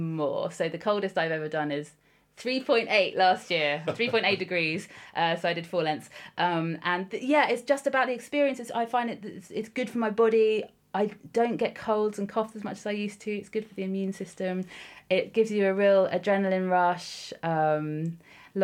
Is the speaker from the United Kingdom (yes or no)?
yes; High Wycombe, South East England, United Kingdom; moved away as an adult; also born or lived in Canada / York; I was born in High Wycombe and then came back to High Wycombe from Canada. I grew up there and then went to York as a student